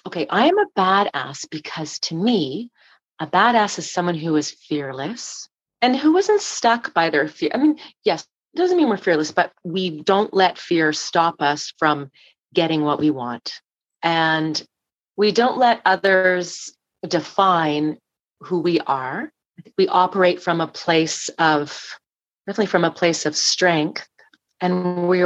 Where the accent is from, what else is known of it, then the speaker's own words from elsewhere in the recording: Toronto, Ontario, Canada; moved away; also born or lived in Calgary; the West Mall in Rathburn, where I grew up in Etobicoke